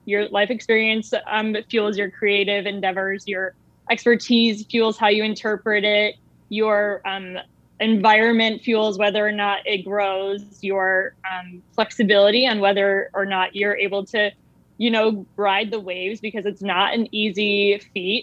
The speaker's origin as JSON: {"language": "English", "country": "United States", "said": "I was actually a minority being American."}